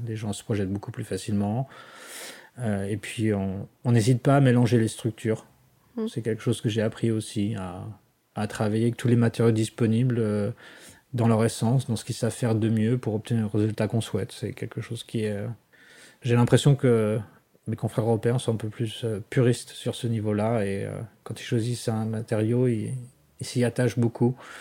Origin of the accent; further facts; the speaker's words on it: France; now in Washington, United States; je suis français plus que jamais